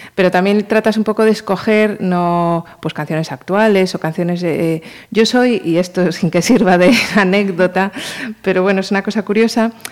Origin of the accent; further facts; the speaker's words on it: Marín, Galicia, Spain; also born or lived in Pontevedra / Madrid; Los de Marín teníamos que nacer en Pontevedra, en uno de los hospitales de Pontevedra. Y aunque yo nací en Pontevedra